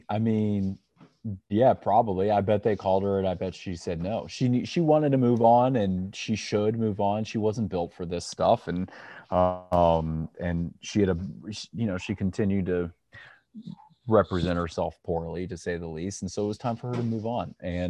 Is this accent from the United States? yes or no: yes; Kansas City, United States; Growing up in Kansas City